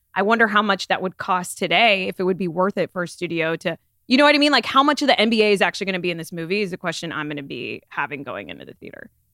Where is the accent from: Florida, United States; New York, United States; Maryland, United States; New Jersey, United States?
Florida, United States; Florida, my home state.